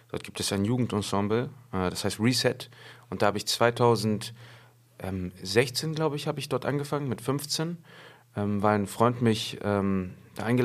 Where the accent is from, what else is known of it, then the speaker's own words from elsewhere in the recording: Hamburg, Germany; Geboren und aufgewachsen in Schnellsen zur Schule gegangen in Schnellsen, äh, Abi gemacht in Schnellsen.